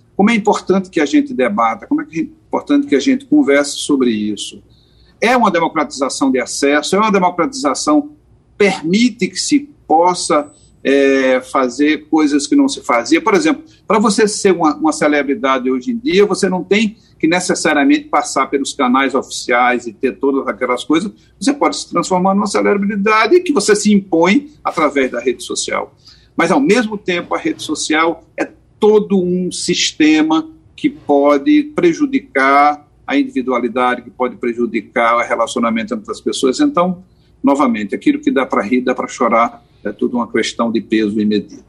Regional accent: Caruaru, Pernambuco, Brazil; also born or lived in Porto Alegre; Eu sou um cara que nasceu em Caruaru, então sou um cara do interior.

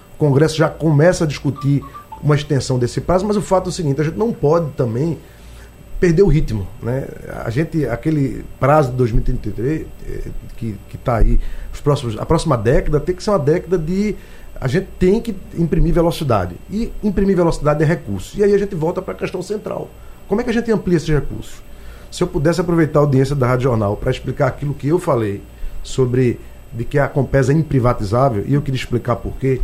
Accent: Pernambuco, Brazil; moved away as an adult; Eu sou pernambucano, como disse, não foi um sacrifício voltar para minha terra

